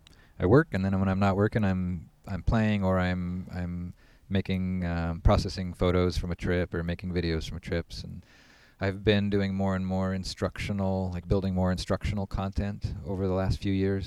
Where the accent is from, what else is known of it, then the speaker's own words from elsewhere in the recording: McGrath, Alaska, United States; also born or lived in Anchorage, Alaska; I grew up in McGrath, Alaska, so I moved up there when I was four